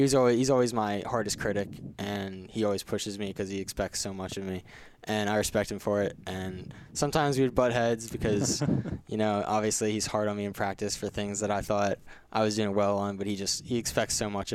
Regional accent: Mount Airy, Maryland, United States; my hometown of Mount Airy

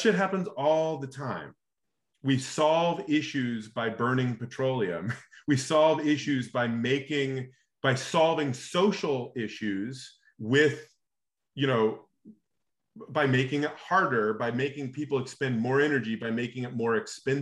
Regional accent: Alaska, United States; I grew up in Alaska

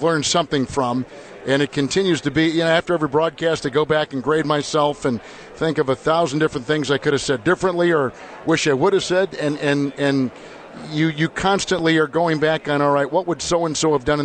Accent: Green Bay, Wisconsin, United States; I grew up in Green Bay, Wisconsin

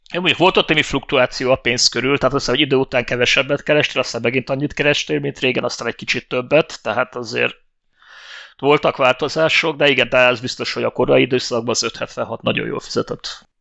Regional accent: Hungary; Most magyarok vagyunk

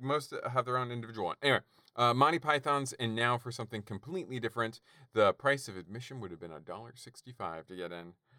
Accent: Canada; I'm Canadian

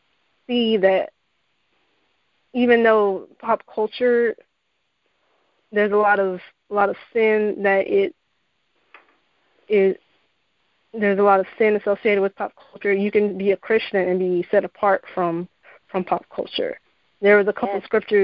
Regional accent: Central Florida, United States; also born or lived in Arizona; I was born and raised in Central Florida

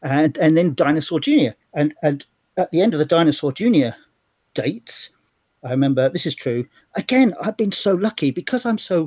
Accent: London, United Kingdom; moved away as an adult; also born or lived in Australia; now in Lincoln, United Kingdom; I was brought up in London in the 70s. I came back from Australia when I was 10 on my 10th birthday. And I spent the whole of the 70s up till 77, 78 in South London

